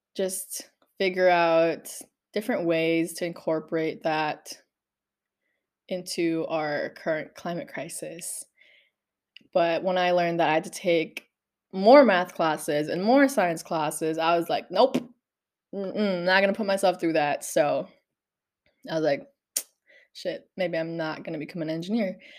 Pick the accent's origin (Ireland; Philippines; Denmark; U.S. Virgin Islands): Philippines; growing up in the Philippines, everybody in the neighborhood knew me